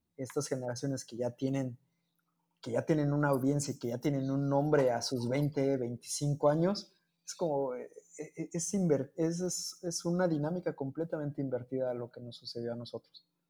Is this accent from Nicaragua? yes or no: no; Mexico; also born or lived in Cancún, Mexico; Sigo siendo el único mexicano